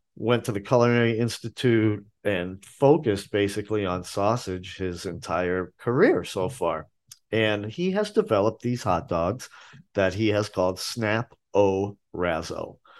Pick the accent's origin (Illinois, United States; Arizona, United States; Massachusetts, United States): Massachusetts, United States; Boston; now in Asheville, United States; I'm from Boston, and my dad swore a lot.